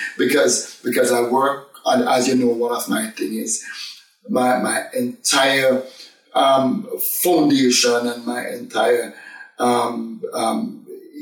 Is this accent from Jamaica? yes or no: yes; Jamaica; accent: strong Jamaican; moved away as an adult; now in United Kingdom; I'm a very, very, very, very strong Jamaican accent, which I still have today.